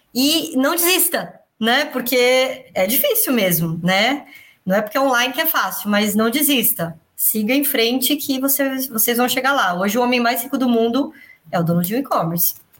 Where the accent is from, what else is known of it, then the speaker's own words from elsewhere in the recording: São Paulo, Brazil; eu cresci, eu nasci no Belenzinho, eu cresci no Tatuapé